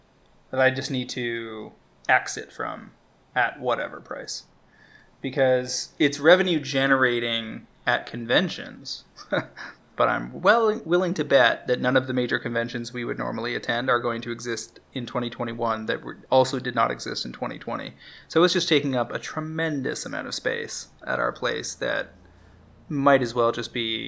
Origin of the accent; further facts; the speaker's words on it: Alberta and British Columbia, Canada; now in Toronto, Canada; I grew up in Alberta and BC when I was in junior high and high school.